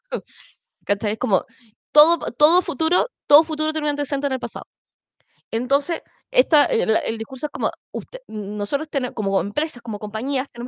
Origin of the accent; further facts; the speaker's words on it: Chile; Sí, tío, somos chilenos de Schrödinger, podemos estar vivos y muertos al mismo tiempo